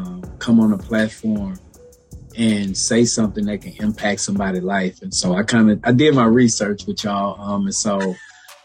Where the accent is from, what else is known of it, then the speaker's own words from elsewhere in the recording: Baton Rouge, Louisiana, United States; I'm from Baton Rouge, Louisiana